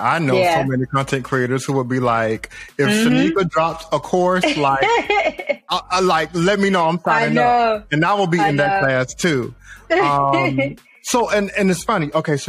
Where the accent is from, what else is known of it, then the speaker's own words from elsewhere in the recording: North Carolina, United States; I'm from the South. I'm from born and raised North Carolina.